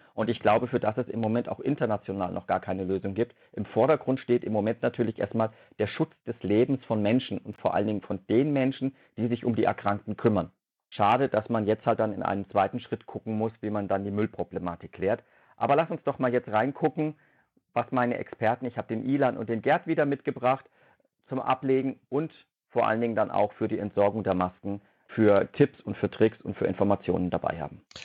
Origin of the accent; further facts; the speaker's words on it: Germany; bei uns in Deutschland